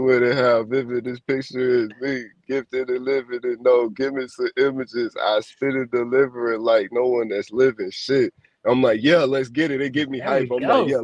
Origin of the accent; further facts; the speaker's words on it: Chicago, Illinois, United States; I'm from Chicago